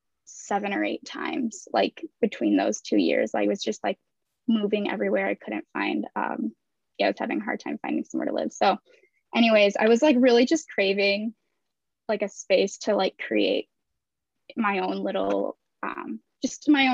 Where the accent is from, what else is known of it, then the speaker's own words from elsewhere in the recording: Kalamazoo, Michigan, United States; now in Grand Rapids, United States; I grew up in Kalamazoo